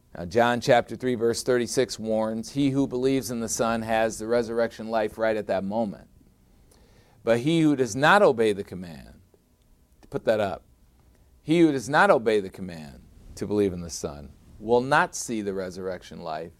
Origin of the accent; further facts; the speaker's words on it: Chicago, Illinois, United States; my hometown, Chicago, Illinois